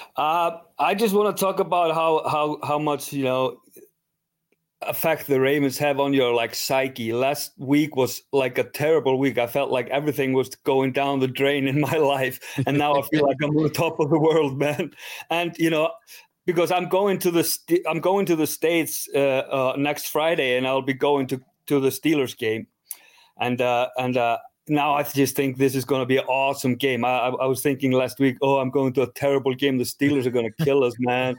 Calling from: Iceland; I'm calling in from Iceland

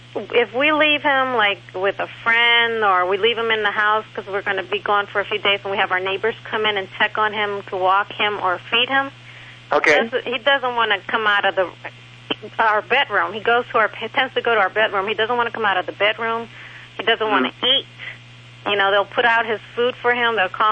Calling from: Metairie, Louisiana, United States; I'm calling from Metairie, Louisiana.

